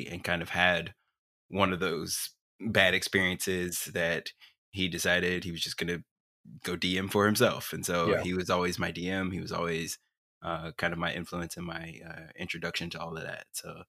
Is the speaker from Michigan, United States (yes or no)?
no; Texas, United States; Mostly Dallas suburbs.